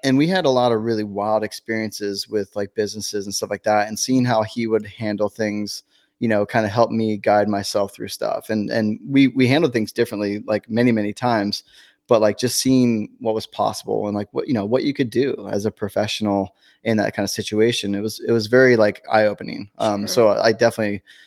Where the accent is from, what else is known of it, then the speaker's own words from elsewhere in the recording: Northern California, United States; moved away as an adult; I was from Northern California